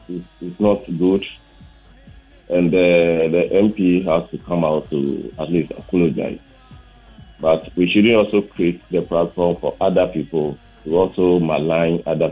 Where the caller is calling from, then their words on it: Sunyani, Bono, Ghana; I'm calling from Sinyani.